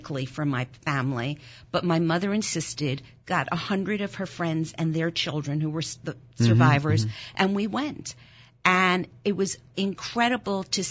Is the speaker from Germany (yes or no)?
yes; Germany; first language German; English is a second language; now in Philadelphia, United States; German was my first language. I was born in Germany after the war.